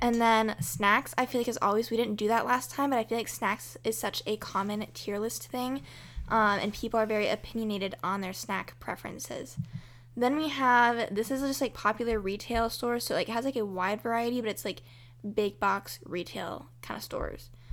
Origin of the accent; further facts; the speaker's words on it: United States; as American people that celebrate Thanksgiving